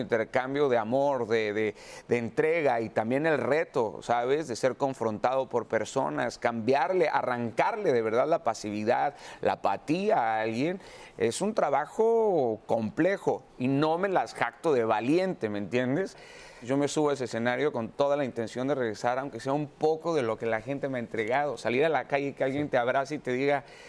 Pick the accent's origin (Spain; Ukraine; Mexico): Mexico; en mi país